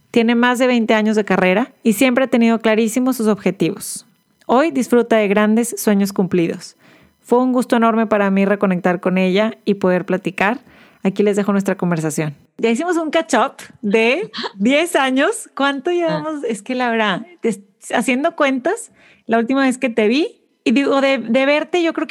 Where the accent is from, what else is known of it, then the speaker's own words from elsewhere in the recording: Monterrey, Nuevo León, Mexico; somos de Monterrey las dos, estudiamos juntas, ciencias de la comunicación. Yo soy un año y medio mayor